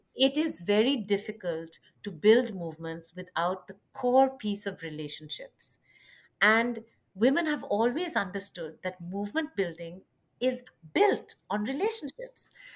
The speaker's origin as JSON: {"language": "English", "country": "India", "also_born_or_lived": "Chicago", "moved": "yes", "said": "I'm originally from India"}